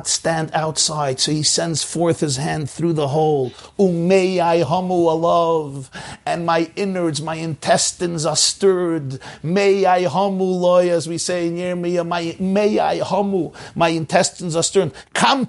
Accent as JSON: {"language": "English", "country": "United States", "tie": "born or raised there", "said": "I grew up in the United States of America"}